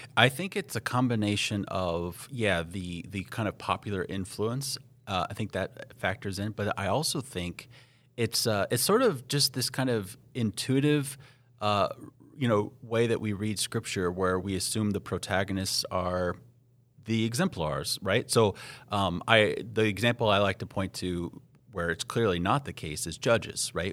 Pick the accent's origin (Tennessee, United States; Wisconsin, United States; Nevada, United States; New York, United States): Nevada, United States; Las Vegas; moved away as an adult; also born or lived in Southern California; now in Upper Midwest, United States; I'm from Las Vegas uh, originally, so I like to say that my sense of what's normal uh, and mundane is calibrated to Las Vegas